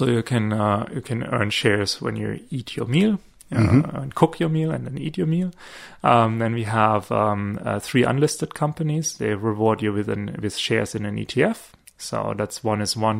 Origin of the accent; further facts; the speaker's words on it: small town near Stuttgart, Baden-Württemberg, Germany; moved away as an adult; also born or lived in Munich, Germany; now in Australia; I'm not from Munich. Small town near Stuttgart